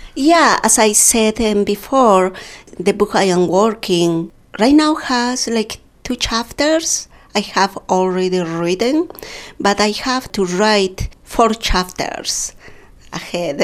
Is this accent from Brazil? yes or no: no; Pampamarca, Cusco, Peru; first language Quechua; English is a second language; moved away as an adult; also born or lived in Chosicaní, Peru / Lima, Peru; now in United States; I grew up in Pampamarca part of my life, and and also in Chosicani with my mother. And after that, I traveled